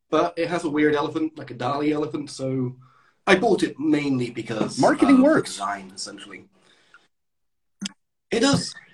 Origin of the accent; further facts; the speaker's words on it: Somerset, South West England, United Kingdom; moved away as an adult; now in Russia; I'm from England, the southwest of England, not too far away from Stonehenge in Somerset. Uh, I've been living here for about seven years now